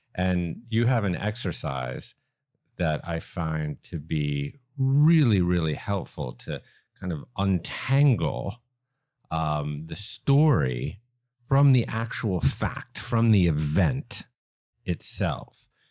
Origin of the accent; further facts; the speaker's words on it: East Coast, United States; now in Los Angeles, United States; I grew up on the East Coast.